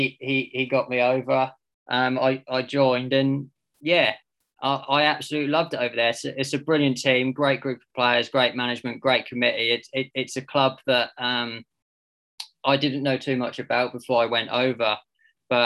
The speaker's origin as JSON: {"language": "English", "town": "Diss", "region": "East of England", "country": "United Kingdom", "said": "I'm from Diss"}